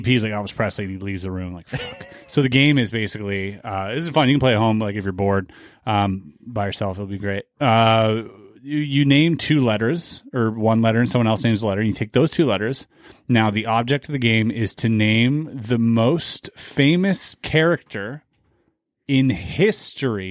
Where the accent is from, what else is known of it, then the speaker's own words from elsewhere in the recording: Canada; I'm Canadian